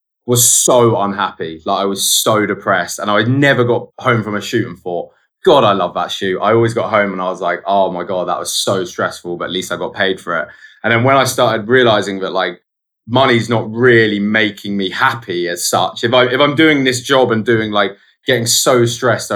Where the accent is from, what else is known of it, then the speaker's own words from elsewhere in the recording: Guildford, South East England, United Kingdom; also born or lived in London; I grew up just outside of London, but like in a place called Guildford